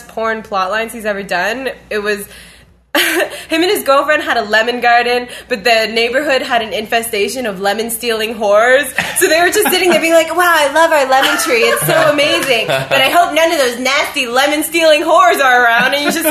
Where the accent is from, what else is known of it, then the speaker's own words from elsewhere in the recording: Ottawa, Ontario, Canada; I've never lived anywhere other than Ottawa because, you know, this is a place that took my family, and I mean, I wasn't there. I was born here in Canada